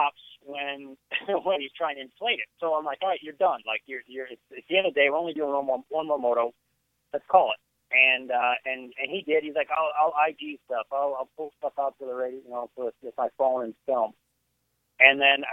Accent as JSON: {"language": "English", "region": "Northern Illinois", "country": "United States", "tie": "born or raised there", "moved": "yes", "said": "I'm originally from Northern Illinois, and so I grew up in the era"}